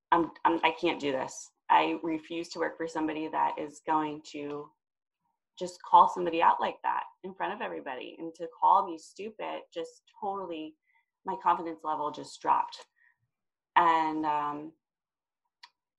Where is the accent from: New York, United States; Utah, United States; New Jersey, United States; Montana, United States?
New Jersey, United States; I'm from New Jersey.